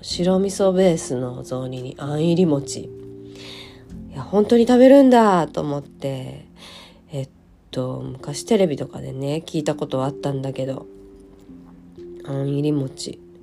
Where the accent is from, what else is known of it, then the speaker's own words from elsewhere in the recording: Hyogo, Japan; moved away; お正月は地元に帰っておりまして、地元は兵庫県の、えー、ど真ん中になります。